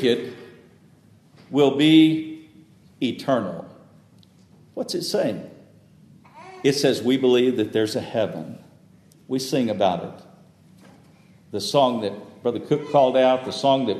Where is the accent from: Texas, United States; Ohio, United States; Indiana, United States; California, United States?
Texas, United States; moved away; some folks down south where I grew up in Texas